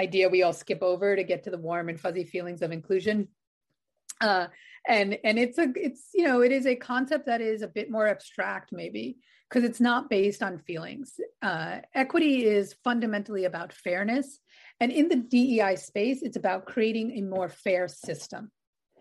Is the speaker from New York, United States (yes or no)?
yes; New York City, New York, United States; I grew up on Staten Island in New York